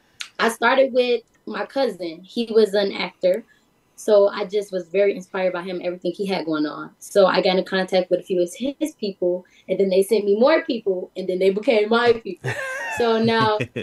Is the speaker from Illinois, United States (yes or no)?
yes; Chicago, Illinois, United States; growing up in Chicago, I'm African American